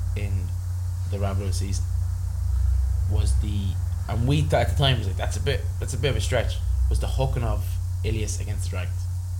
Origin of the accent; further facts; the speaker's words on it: Ireland; as Irish buckos